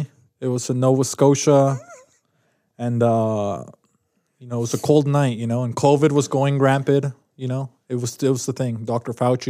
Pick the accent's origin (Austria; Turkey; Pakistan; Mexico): Mexico; Mexico City; now in Utah, United States; I'm from Mexico City, Mexico. And then I just lived here in Utah.